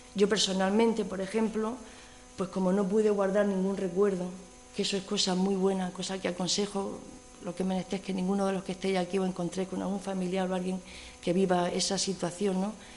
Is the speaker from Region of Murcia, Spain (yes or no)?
yes; Region of Murcia, Spain; now in Cantabria, Spain; yo soy murciana